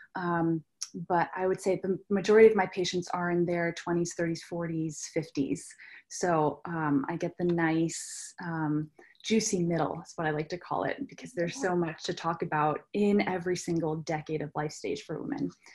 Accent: rural New Hampshire, United States; I grew up in New Hampshire, rural New Hampshire

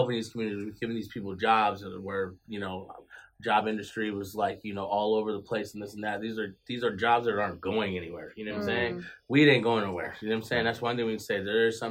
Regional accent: East Lansing, Michigan, United States; also born or lived in Chicago; just like where I'm born and raised in East Lansing

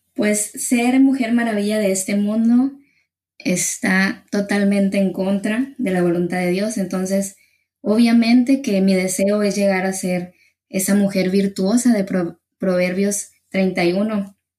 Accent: Ciudad Obregón, Sonora, Mexico; yo soy aquí de Ciudad Obregón, Sonora, en México

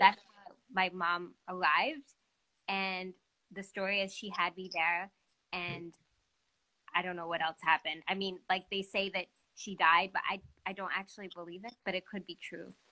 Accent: Montreal, Quebec, Canada; also born or lived in Ethiopia; I'm from Montreal, um, and uh, I'm an adopted person um, from Ethiopia

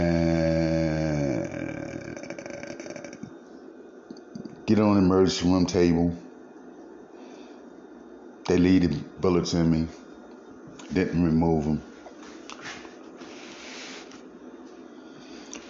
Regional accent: Baltimore, Maryland, United States; moved away as an adult; also born or lived in Missouri; I'm from Baltimore

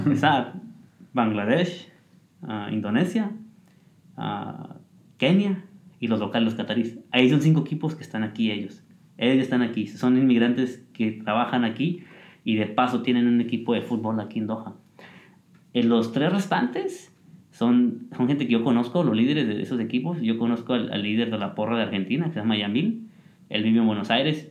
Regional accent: Mexico

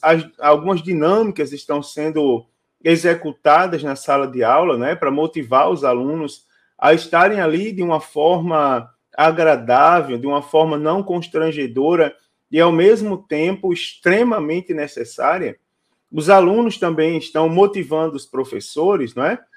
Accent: Northeast Region, Brazil; now in South Region, Brazil; eu sou nordestino, sou natural do Nordeste do Brasil e moro na região sul

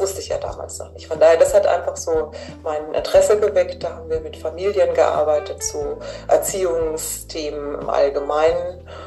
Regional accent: Hamburg, Germany; Ich komme ja aus Hamburg

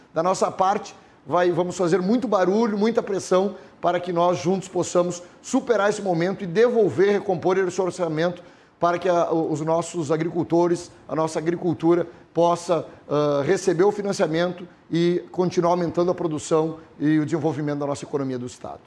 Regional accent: Dona Francisca, Rio Grande do Sul, Brazil; sou filho de agricultor, sou formado em técnica agropecuária, nasci em Dona Francisca

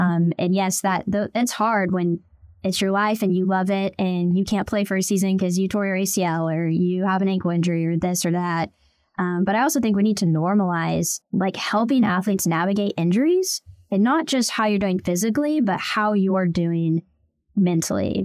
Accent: Tulsa, Oklahoma, United States; also born or lived in Bixby, Oklahoma; I was born and raised in Tulsa, Oklahoma, so I am an Oklahoma girl through and through

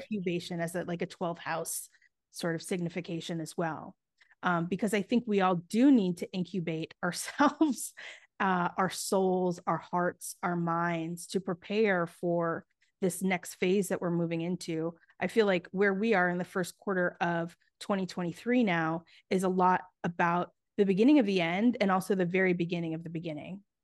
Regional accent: New York City, New York, United States; I grew up in New York City, um, it was, like, the nineties in the heart of New York City, I was, like, on the Lower East Side

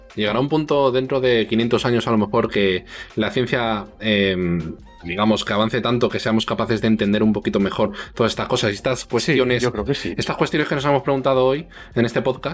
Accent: Spain; somos españoles, y en España mayoritariamente somos, somos todos cristianos

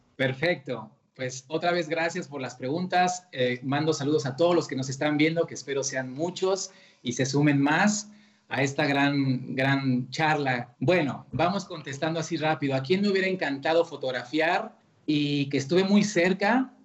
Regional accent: Mexico; como somos los mexicanos

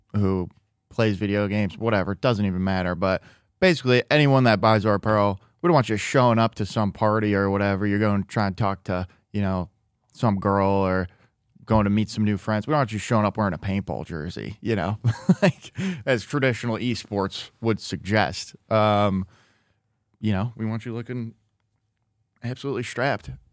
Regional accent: Midwest, United States; now in Los Angeles, United States; growing up in the Midwest, and especially when I was younger

